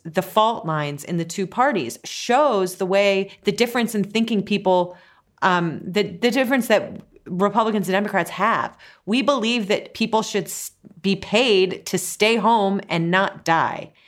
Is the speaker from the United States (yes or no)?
yes; Ohio, United States; now in New York, United States; I'm from Ohio